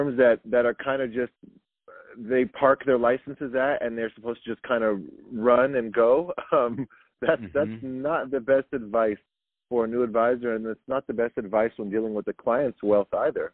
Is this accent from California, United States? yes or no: yes; Milpitas, California, United States; I'm from the Bay Area. Grew up in Milpitas, San Jose area my entire life